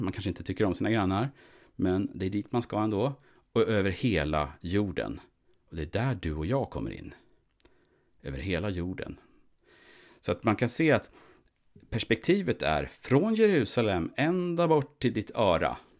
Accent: Sweden; vi som svenskar, vi, vi tillhör ju så att säga, vi är ju svenskar

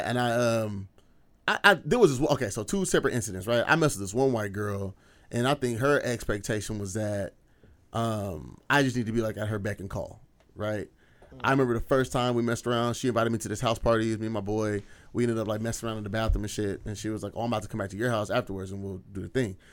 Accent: Skyway, Washington, United States; I grew up in Skyway

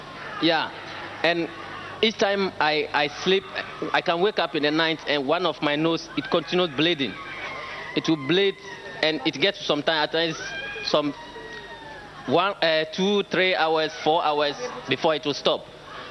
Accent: Ghana; I'm from Ghana. I'm from Ghana.

